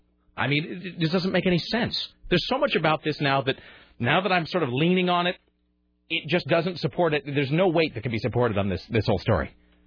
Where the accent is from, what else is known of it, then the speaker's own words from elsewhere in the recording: the Northwest, Pacific Northwest, United States; I grew up in the Northwest